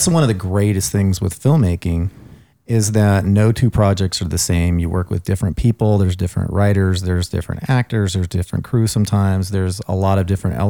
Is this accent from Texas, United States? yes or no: no; Colorado, United States; moved away; also born or lived in California; I grew up in Colorado